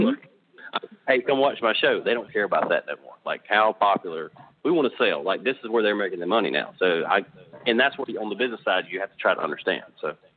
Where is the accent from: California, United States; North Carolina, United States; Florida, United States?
North Carolina, United States; Charlotte; I'm from the Charlotte area of North Carolina